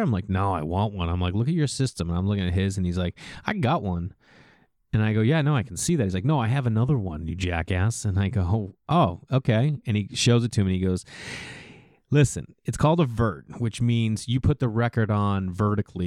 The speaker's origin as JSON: {"language": "English", "town": "Stoneham", "region": "Massachusetts", "country": "United States", "tie": "born or raised there", "said": "We grew up outside of Boston in a small town, Stoneham, Massachusetts"}